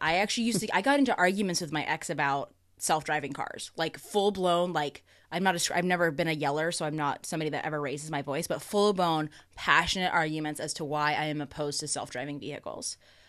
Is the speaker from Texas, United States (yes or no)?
no; Oklahoma, United States; The Oklahoman in me.